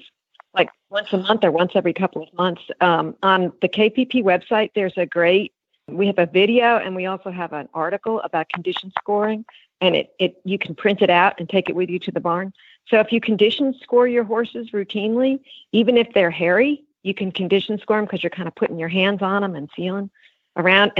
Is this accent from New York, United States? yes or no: yes; New York, United States; moved away; I grew up in New York